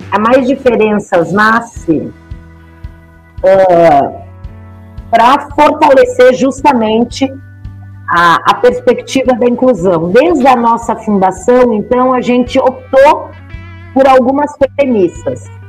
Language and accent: Portuguese; Brochier, Rio Grande do Sul, Brazil; accent: southern (gaúcho); moved away as an adult; also born or lived in Pelotas / Montenegro / Porto Alegre; now in São Paulo, Brazil; E eu fui criada num lugar muito pequenininho chamado Brochier, que era um povoado eh, a 30 quilômetros de distância de uma cidade que se chama Montenegro. Então eu vivi lá até os meus 13 anos de idade.